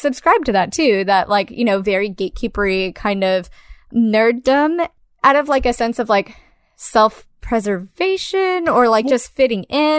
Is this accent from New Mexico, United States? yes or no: no; California, United States; I grew up in Orange County, California. What up? Ugh. I'm glad I'm not there anymore.